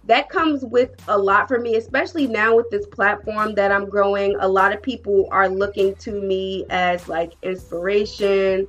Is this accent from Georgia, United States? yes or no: no; New Jersey, United States; moved away; I'm from Jersey, right? Proud Jersey girl